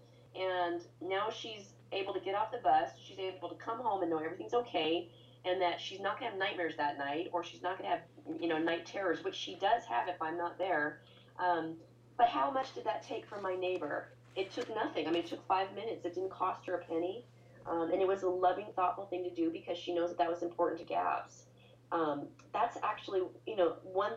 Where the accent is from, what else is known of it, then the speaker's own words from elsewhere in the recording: Boise, Idaho, United States; I'm from Boise, Idaho, and there's hardly ever traffic here